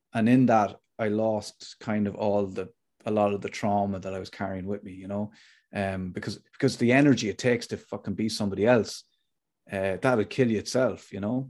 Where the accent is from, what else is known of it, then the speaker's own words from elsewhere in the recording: Athlone, Leinster, Ireland; I grew up in Athlone